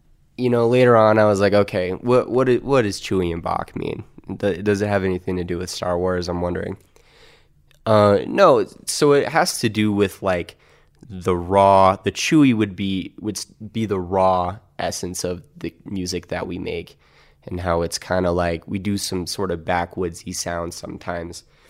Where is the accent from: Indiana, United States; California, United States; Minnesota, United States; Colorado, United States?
Colorado, United States; also born or lived in Kansas City, Missouri / Stillwater, Oklahoma; So I moved to Colorado when I was 8. I was born in Kansas City, Missouri.